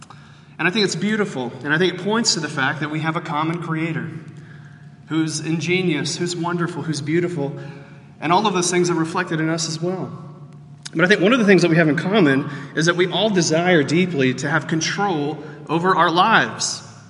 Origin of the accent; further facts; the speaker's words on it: Houston, Texas, United States; I am from Texas.